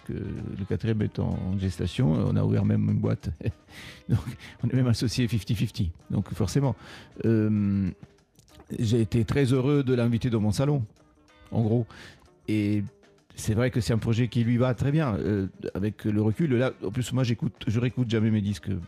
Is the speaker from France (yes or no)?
no; Italy; French is a second language; moved away; c'est-à-dire quand je suis parti d'Italie, c'est-à-dire il y a plus de 20 ans.